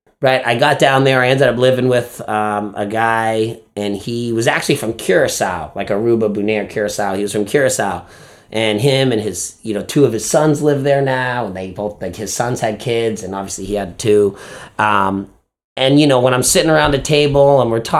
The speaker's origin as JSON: {"language": "English", "town": "Winthrop", "country": "United States", "tie": "born or raised there", "moved": "as an adult", "said": "my hometown of Winthrop"}